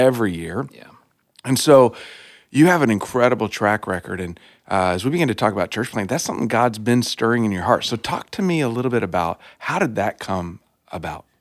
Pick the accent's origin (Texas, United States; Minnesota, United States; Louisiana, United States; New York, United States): Texas, United States; accent: Texas; now in Iowa, United States; I'm from Texas